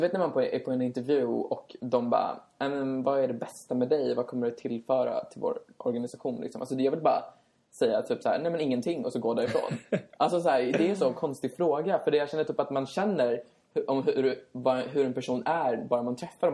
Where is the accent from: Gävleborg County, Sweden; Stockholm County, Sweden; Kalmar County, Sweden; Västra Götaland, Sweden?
Stockholm County, Sweden; Sollentuna; moved away as an adult; now in Västerås, Sweden; Vi är från Stockholm, jag är från Sollentuna